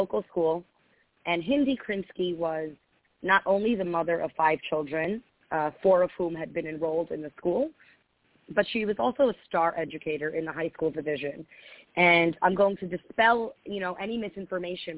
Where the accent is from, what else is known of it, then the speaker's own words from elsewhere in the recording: Long Island, New York, United States; I grew up in Long Island, actually, which I'm sure within 5 minutes you will hear from my accent